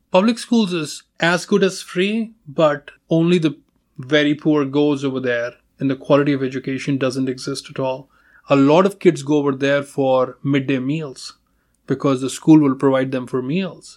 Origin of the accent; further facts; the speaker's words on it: India; moved away as an adult; my first name gives it away that I'm, uh, I'm from India